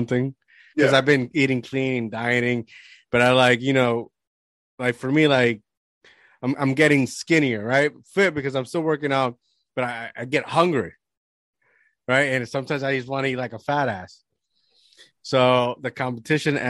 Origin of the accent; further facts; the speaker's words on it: Puerto Rico; moved away as an adult; I grew up, majority of my life, I grew up in Puerto Rico